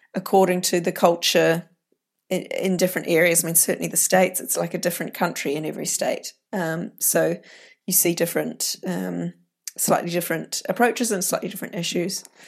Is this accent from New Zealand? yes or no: yes; New Zealand; moved away; I grew up in New Zealand